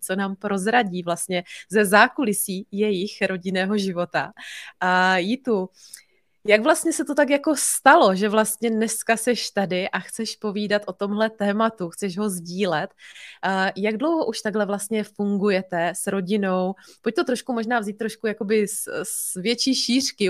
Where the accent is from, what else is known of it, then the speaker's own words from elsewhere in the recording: Bohemia, Czechia; tady u nás doma v Čechách